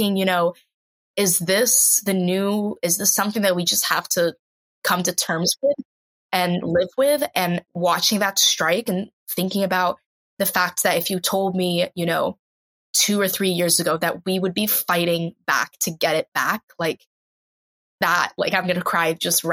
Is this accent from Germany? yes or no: no; Ukraine; I'm proud of my nationality and the fact that in just our lifetimes alone, we've had 3 or 4 separate occasions where we've had to say, we choose to be Ukraine.